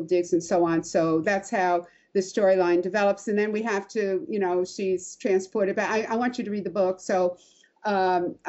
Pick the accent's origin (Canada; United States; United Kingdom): United States; New York; I'm from New York